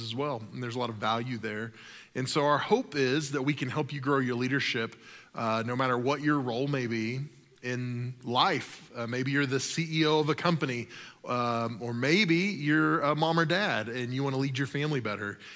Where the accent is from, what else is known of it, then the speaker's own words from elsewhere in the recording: the South, United States; I grew up in the South